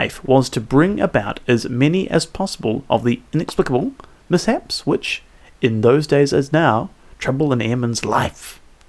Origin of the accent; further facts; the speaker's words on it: England, United Kingdom; I'm an illegal alien. I'm an …. Actually, I'm applying for a 90-day visa waiver program entry to this country.